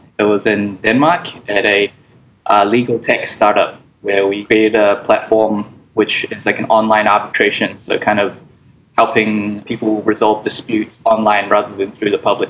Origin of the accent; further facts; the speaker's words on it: New Zealand; now in Hong Kong; Yeah, some of my family's still there, but they're all over the place right now. So, but I'm based in Hong Kong.